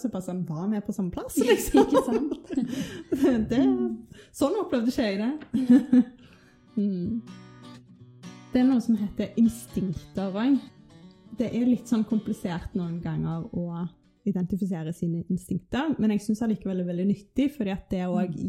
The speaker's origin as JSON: {"language": "Norwegian", "town": "Stavanger", "region": "Rogaland", "country": "Norway", "tie": "born or raised there", "said": "Jeg kommer fra Stavanger. Jeg husker barndommen min som bare liksom fryd og gammen"}